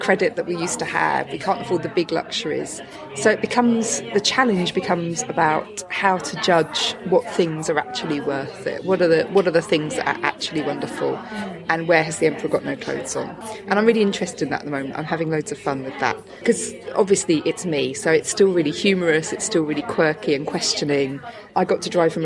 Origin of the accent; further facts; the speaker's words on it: Chatham, South East England, United Kingdom; I'm from Chatham